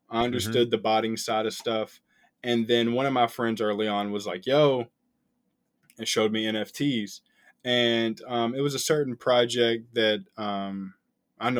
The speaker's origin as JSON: {"language": "English", "region": "Kentucky", "country": "United States", "said": "I'm from Kentucky."}